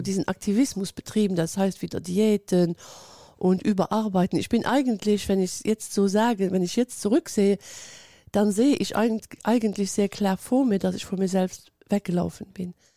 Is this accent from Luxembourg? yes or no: yes; Luxembourg; ich lebe in Luxemburg